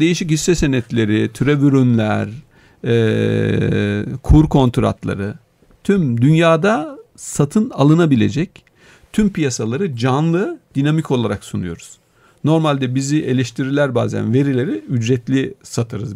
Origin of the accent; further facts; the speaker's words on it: a mountain village in Denizli, Turkey; moved away; Ben, e, Denizli'de bir dağ köyü, hani doğduğum yer